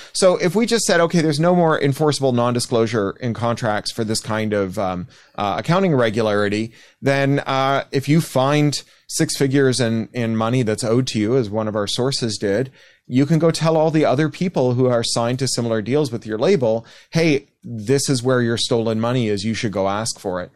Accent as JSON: {"language": "English", "country": "Canada", "said": "I am Canadian"}